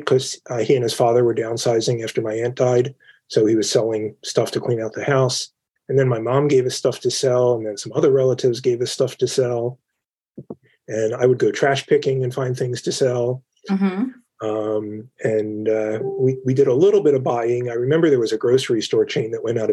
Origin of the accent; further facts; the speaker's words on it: Philadelphia, Pennsylvania, United States; now in Cherry Hill, United States; I'm born and raised in Philadelphia.